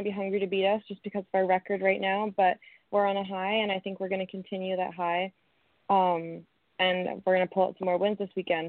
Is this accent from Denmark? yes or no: no; Kitchener, Ontario, Canada; moved away as an adult; now in British Columbia, Canada; it's a small world that we're both from Ontario.